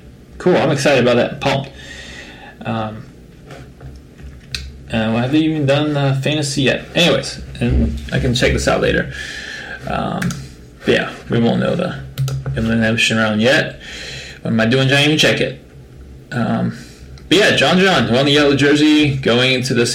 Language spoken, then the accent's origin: English; Florida, United States; also born or lived in San Francisco; now in Southern California, United States; growing up in Florida